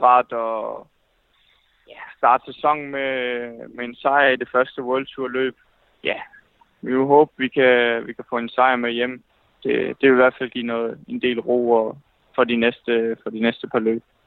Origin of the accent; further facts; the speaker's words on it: Fredericia, Southern Denmark, Denmark; jeg kommer fra, fra Fredericia